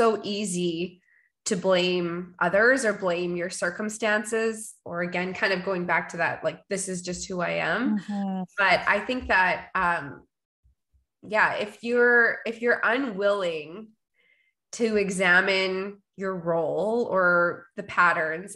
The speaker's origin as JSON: {"language": "English", "town": "Winnipeg", "region": "Manitoba", "country": "Canada", "tie": "born or raised there", "said": "I am a Canadian girl. I am from Winnipeg, born and raised, living in the prairies"}